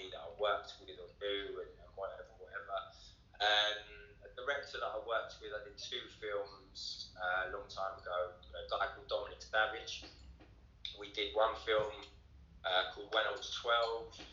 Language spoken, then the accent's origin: English; London, United Kingdom; also born or lived in Wales / south coast of England (Portsmouth area); I think probably 9, 10, I was in London, and then, yeah, obviously, done a few years in London.